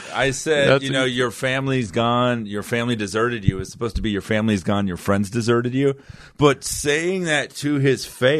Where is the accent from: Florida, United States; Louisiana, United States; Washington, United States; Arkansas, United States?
Florida, United States; Fort Lauderdale; also born or lived in Miami / Davie; I was born in Miami. You know, my parents divorced at a really early age. Then I was just like, kind of raised in Fort Lauderdale by both of them.